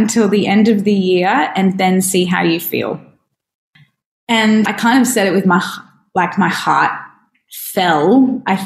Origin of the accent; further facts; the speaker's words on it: Brisbane, Queensland, Australia; moved away as an adult; now in Darwin, Australia; I grew up in Brisbane